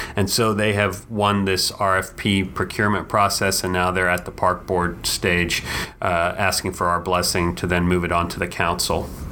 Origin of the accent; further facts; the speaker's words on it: Dallas, Texas, United States; growing up in Dallas and having gone to Fair Park every year as a kid